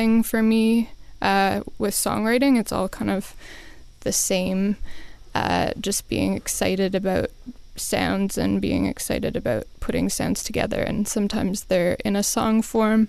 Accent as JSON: {"language": "English", "town": "Smithers", "region": "British Columbia", "country": "Canada", "tie": "born or raised there", "said": "I grew up near Smithers, BC, which is in northern BC"}